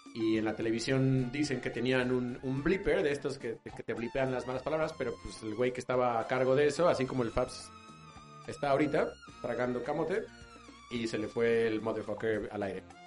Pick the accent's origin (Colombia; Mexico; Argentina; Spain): Mexico; somos así los mexicanos